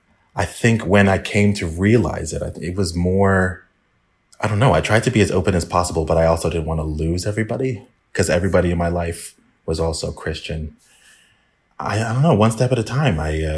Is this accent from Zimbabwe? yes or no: no; England, United Kingdom; born there; I was born in England and I still have to apply for visas to go there.